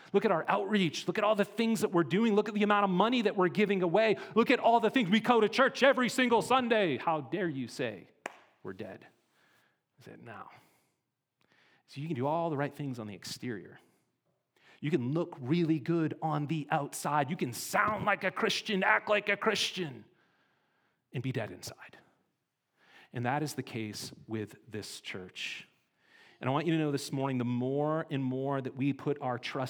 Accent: Montana, United States; We're from Montana

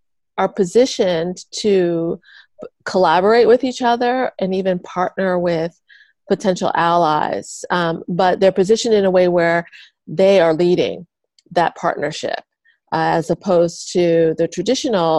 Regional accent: Philadelphia, Pennsylvania, United States; moved away as an adult; also born or lived in Asia; I'm from Philadelphia originally. And I was living in Asia. I've been there for a bit over a decade

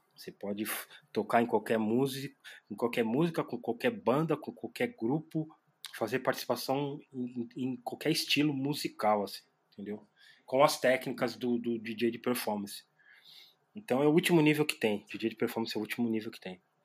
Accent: São Paulo, Brazil; sou da Zona Leste de São Paulo

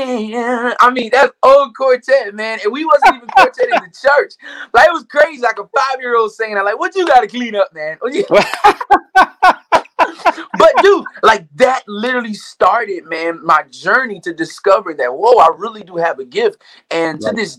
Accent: Pringletown, South Carolina, United States; I am from Pringletown, South Carolina, and I have, man, born and raised. I currently live here now

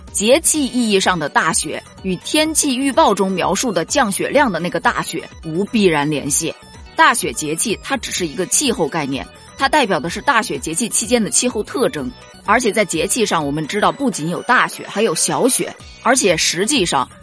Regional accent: southern China, China; 我在南方长大的

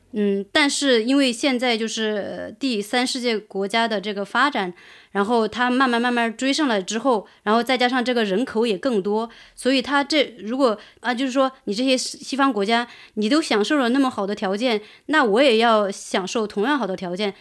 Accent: Fankuai Town, Sichuan, China; moved away; 我在那个，呃，房块

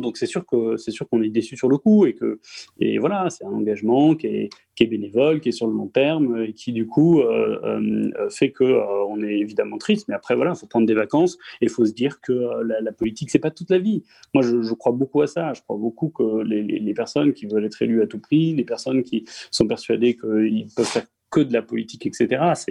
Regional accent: Strasbourg, Grand Est, France; je suis un natif de la Roberto, je fais toute, ma jeunesse à la Roberto

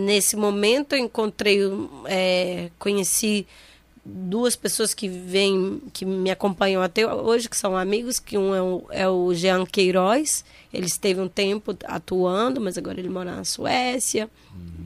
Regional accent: Manaus, Amazonas, Brazil; eu sou de Manaus, nascida no centro da cidade, é, cresci na rua Monsenhor Coutinho

